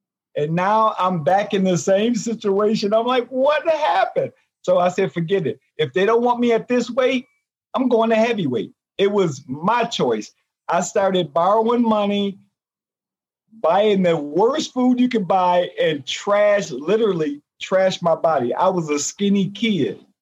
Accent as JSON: {"language": "English", "region": "Michigan", "country": "United States", "tie": "born or raised there", "said": "my fans in my hometown"}